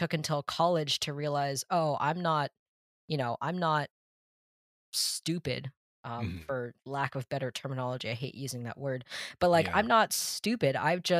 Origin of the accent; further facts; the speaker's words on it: Massachusetts, United States; also born or lived in South China; I'm from South China, and I was adopted when I was 8 months old, and I was brought almost 8,000 miles to Massachusetts. Yeah. And I was raised in the same house my entire life. We never moved.